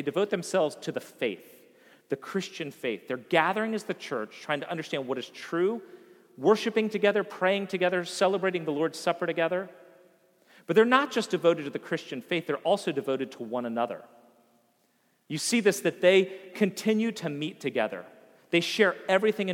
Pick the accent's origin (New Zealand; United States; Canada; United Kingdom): United States; Vienna; moved away as an adult; the town of Vienna that I had grown up